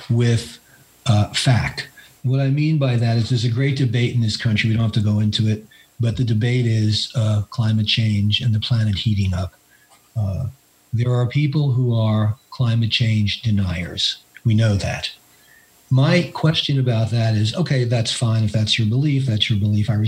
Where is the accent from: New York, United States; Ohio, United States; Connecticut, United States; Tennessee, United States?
New York, United States; I am a New Yorker, as Bill said, and I have lived. Uh, basically in Appalachia for the last seven and a half years. I live in Western North Carolina